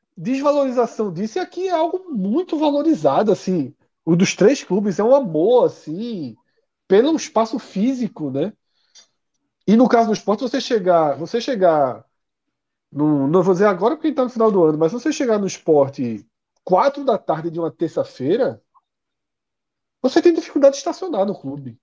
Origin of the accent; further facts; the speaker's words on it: Recife, Pernambuco, Brazil; a gente nasceu aqui no Recife